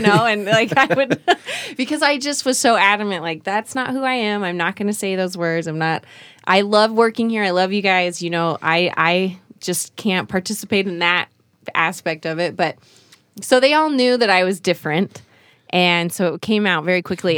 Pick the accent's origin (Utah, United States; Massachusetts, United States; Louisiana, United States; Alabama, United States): Utah, United States; moved away as an adult; also born or lived in Korea / New York City; I grew up in Korea till I was about eight and then moved to Utah